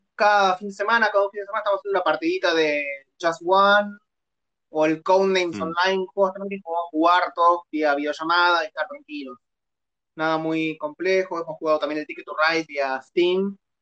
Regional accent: Buenos Aires, Argentina; Soy de Buenos Aires, vivo

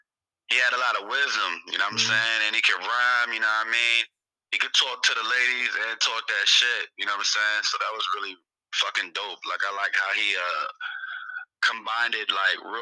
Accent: Philadelphia, Pennsylvania, United States; now in Prince George's County, Maryland, United States; I'm originally from Philadelphia

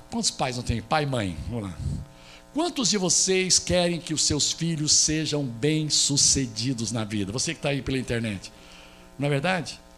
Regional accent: Goiás, Brazil; eu sou de Goiás

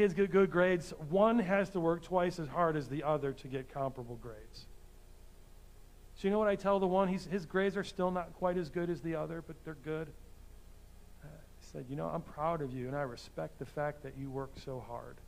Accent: United States; As American Christians

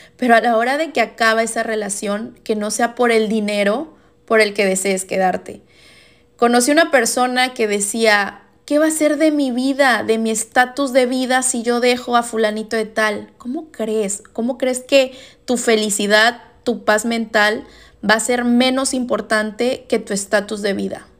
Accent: Veracruz, Mexico; moved away as an adult; yo soy orgullosamente veracruzana, jarochita, y me regresé a mi bello puerto.

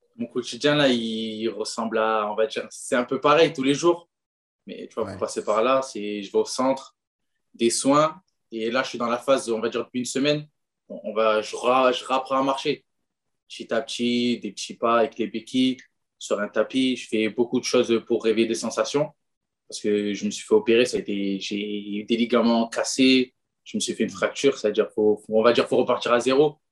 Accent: France; on est français

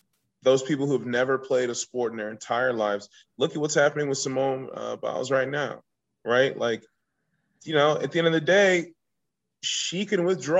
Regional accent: Virginia Beach, Virginia, United States; I grew up in Virginia Beach, Virginia

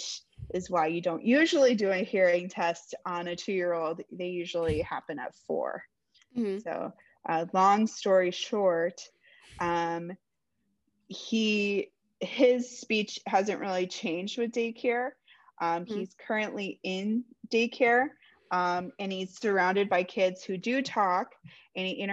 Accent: Florida, United States; I'm from Florida, live in Tampa right now

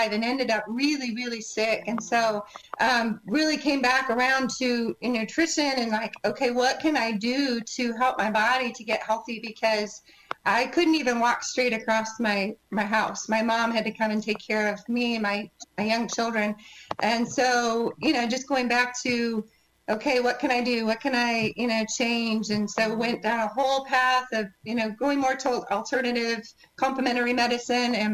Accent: Michigan, United States; moved away as an adult; now in Texas, United States; I am a Midwest girl by birth. I was born in Michigan and moved to Texas after college

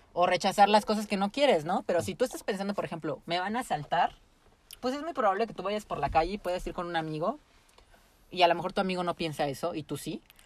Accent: Mexico; somos un pueblo muy

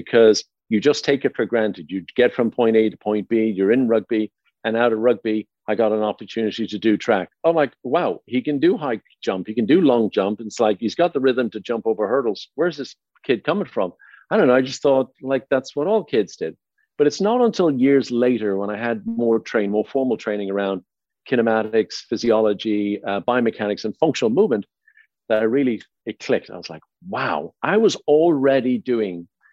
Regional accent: Dublin, Leinster, Ireland; moved away as an adult; also born or lived in Baldoyle, Ireland / Howth, Ireland; now in United States; born and raised in Dublin, Ireland, and I lived out in a little suburb town of a town called Baldoyle

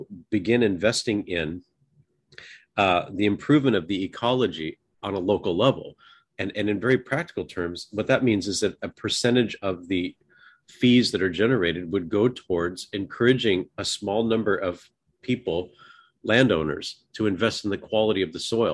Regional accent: the Northwest, Pacific Northwest, United States; I grew up in the Northwest

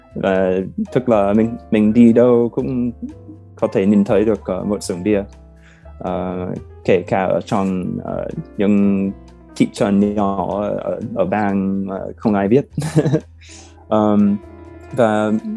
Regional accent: United States; Vietnamese is a second language; moved away as an adult; now in Hanoi, Vietnam; ở gần Washington DC gần quê của mình

